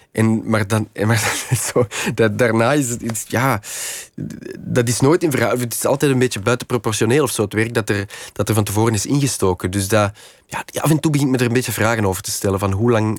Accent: Kempen, Flanders, Belgium; moved away as an adult; now in Antwerp, Belgium; ik kom van de Kempen. De Kempen is, is eigenlijk ja, een beetje in de rand. Het is een soort van ruraler gebied in de rand van, eh, van Antwerpen. Ehm, dus ik ben ja, een soort als campenzoon dan op het eh, platteland wel opgevoed

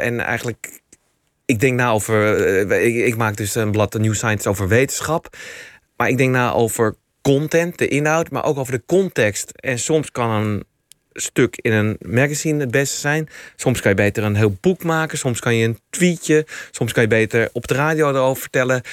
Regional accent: Amsterdam, North Holland, Netherlands; Eh, ik ben Amsterdammer. Ik ben heel trots dat ik Amsterdammer ben

